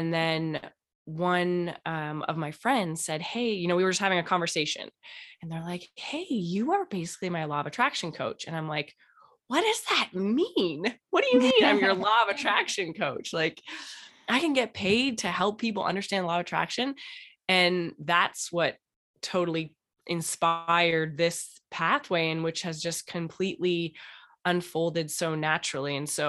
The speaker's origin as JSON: {"language": "English", "town": "Toronto", "region": "Ontario", "country": "Canada", "said": "and I'm originally from Canada and Toronto."}